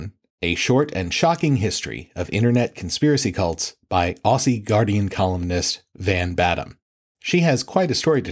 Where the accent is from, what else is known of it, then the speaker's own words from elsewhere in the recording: United States; as an American